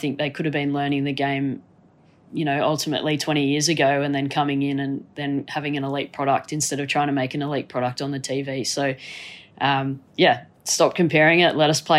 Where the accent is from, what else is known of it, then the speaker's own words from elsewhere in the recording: Gold Coast, Queensland, Australia; born there; I loved NRL growing up. That was what I grew up with. I was born on the Gold Coast, so, you know, the bogan state of Au